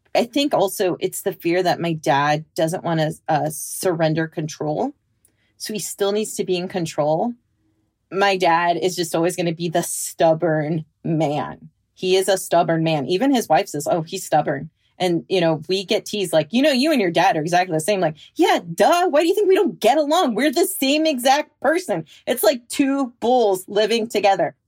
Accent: Bay Area of California, United States; now in Pacific Northwest, United States; I was born and raised in the Bay Area of California

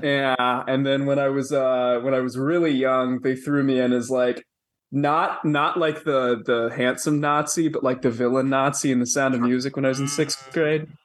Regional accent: Atlanta, Georgia, United States; I grew up in Atlanta

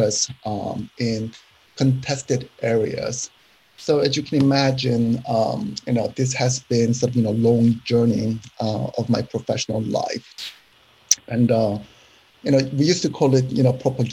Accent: South Korea; moved away as an adult; now in United States; I was born in South Korea

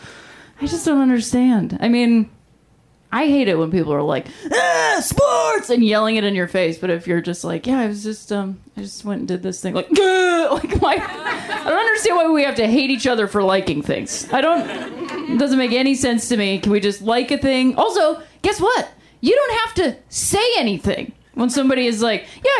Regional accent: Ohio, United States; moved away as an adult; I was raised in Ohio

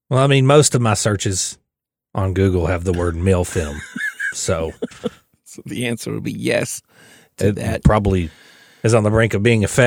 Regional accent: Kentucky, United States; I'm, I'm from Kentucky

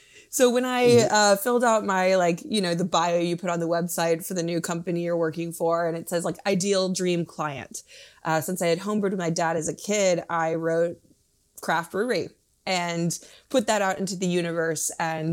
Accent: Minnesota, United States; also born or lived in Michigan; So I'm from the Midwest. I've actually lived in 10 states in my life, was born in Michigan, moved around a lot as a kid, and then landed in Minnesota for high school and college.

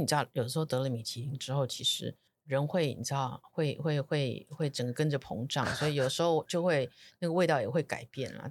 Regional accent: Taiwan; 我们台湾人的台湾菜

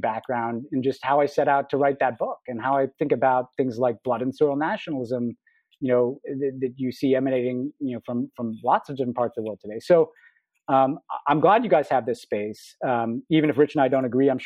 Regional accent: New York, United States; I'm an American, I'm a New Yorker, and I come from a Jewish background.

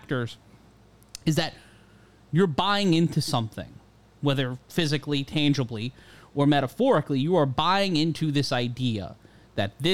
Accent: New York, United States; I grew up in New York in the 90s and 2000s

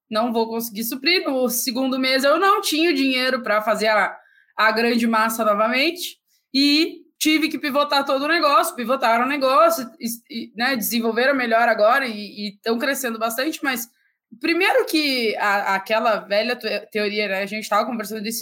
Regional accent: São Paulo, Brazil; Eu, eu, eu, eu sou de São Paulo.

